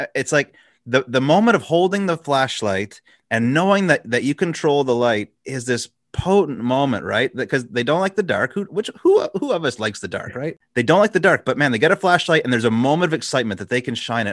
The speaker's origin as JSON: {"language": "English", "region": "Quebec", "country": "Canada", "tie": "born or raised there", "said": "I grew up in Canada, so and, and, specifically in Quebec"}